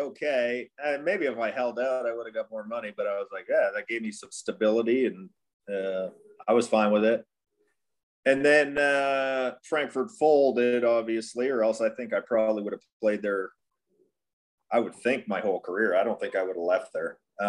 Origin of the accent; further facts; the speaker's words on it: Elmira, Ontario, Canada; we grew up in Elmira, it's German area, so I wasn't like a real change going to Germany either, really.